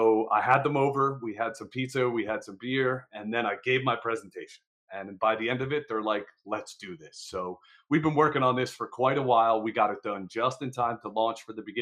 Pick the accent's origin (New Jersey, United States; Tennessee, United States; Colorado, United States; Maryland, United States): New Jersey, United States; I'm from Jersey